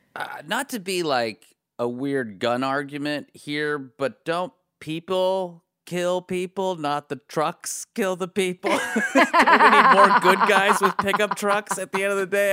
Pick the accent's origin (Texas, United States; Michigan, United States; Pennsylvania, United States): Pennsylvania, United States; Pittsburgh; I grew up in Pittsburgh, and Pittsburgh is like the South